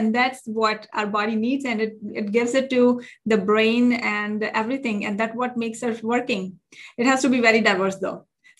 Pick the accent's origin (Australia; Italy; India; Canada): India; now in United States; I came from India, which is called a developing country. And I came to US and the culture is very different over here.